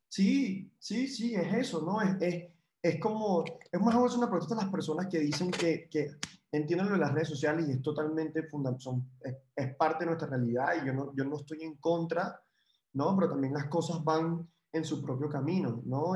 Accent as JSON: {"language": "Spanish", "country": "Venezuela", "moved": "yes", "said": "como venezolano"}